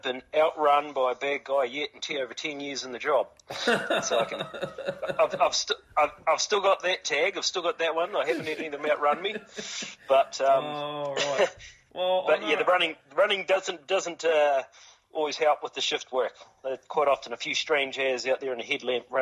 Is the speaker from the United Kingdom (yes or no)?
no; Wallacetown, Southland, New Zealand; also born or lived in Invercargill; I grew up in Wallacetown and worked in Invercargill.